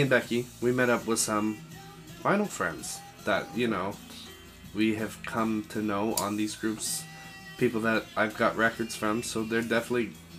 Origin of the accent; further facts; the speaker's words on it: Brantford, Ontario, Canada; moved away; my hometown of Brantford